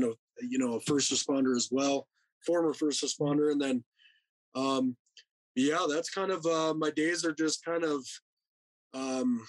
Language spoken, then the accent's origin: English; Rapid City, South Dakota, United States; born and raised in Rapid City, South Dakota